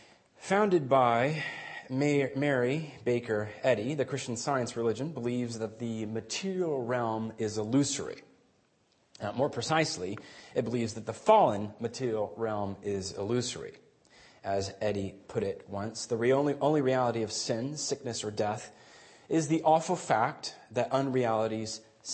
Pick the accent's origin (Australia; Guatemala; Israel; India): Guatemala; I grew up in Guatemala a good chunk of my life as a missionary kid, and that was a wonderful formative experience.